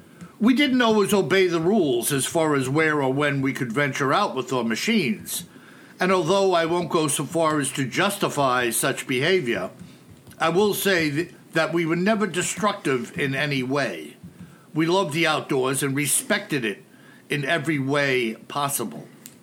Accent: Texas, United States; now in Seattle, United States; I was a transplant from Texas.

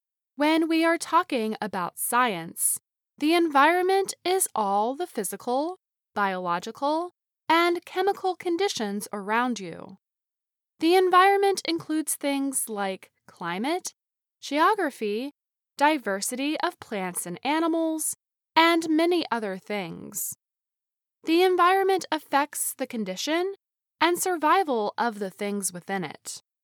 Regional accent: India; English is a second language; Hello, VOA Learning English. … I am from India.

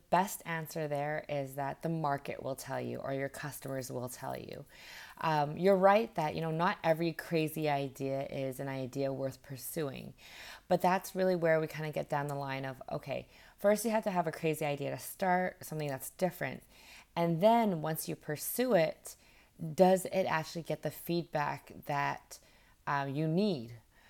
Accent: Vancouver, British Columbia, Canada; moved away as an adult; also born or lived in Alberta / Toronto; now in Vietnam; I am from Canada. I was born in Alberta, raised in Vancouver, and then spent my last 8 years before I moved to Vietnam in Toronto.

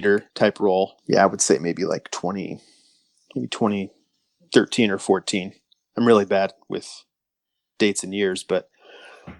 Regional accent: Des Moines, Iowa, United States; I'm currently residing in Des Moines, Iowa. So I'm a Northerner

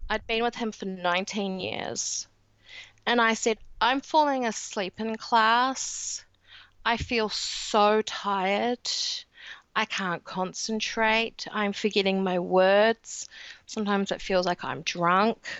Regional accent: New Zealand; accent: New Zealand; in New Zealand, as you can tell with my accent

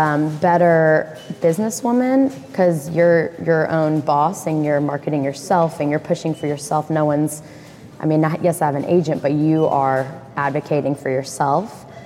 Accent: Memphis, Tennessee, United States; From Memphis, Tennessee, born and raised. Though I did try to get rid of my accent, so whatever's left, you can only imagine how much stronger it used to be.

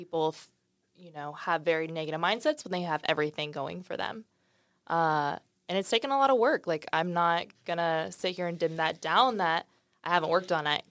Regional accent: Dallas, Texas, United States; also born or lived in St. Louis; So I was born in St. Louis, raised in Dallas.

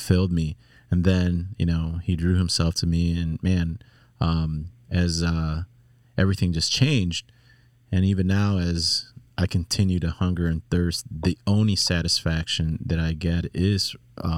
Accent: Chicago, Illinois, United States; I'm from Chicago

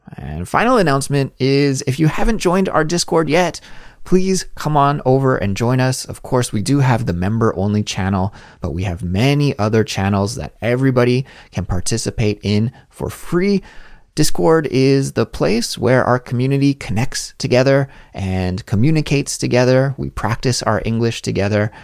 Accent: Canada; moved away as an adult; now in Seoul, South Korea; my home country of Canada

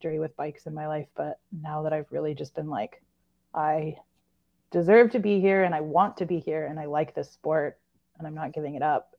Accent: Corvallis, Oregon, United States; I grew up in Corvallis, Oregon.

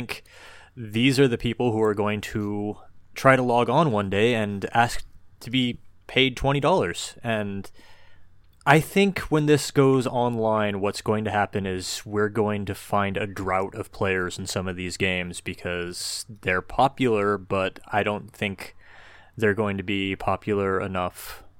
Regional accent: United States; No, I'm American.

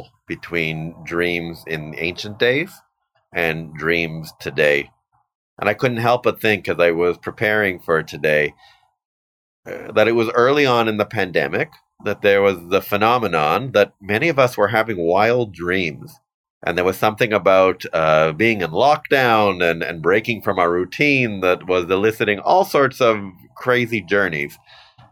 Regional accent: Canada; also born or lived in Vancouver / Toronto / Ottawa; I'm your Canadian representative

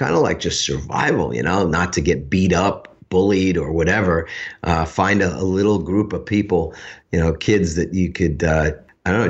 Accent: New York City, New York, United States; I grew up in Queens

